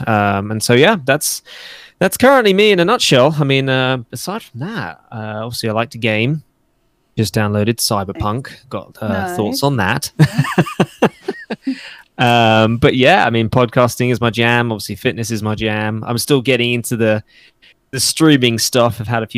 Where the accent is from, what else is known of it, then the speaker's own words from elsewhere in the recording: England, United Kingdom; I'm actually English, not Australian.